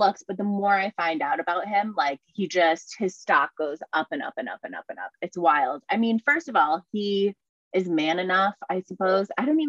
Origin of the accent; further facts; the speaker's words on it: New England, United States; I know, it's so hard because obviously I'm from New England.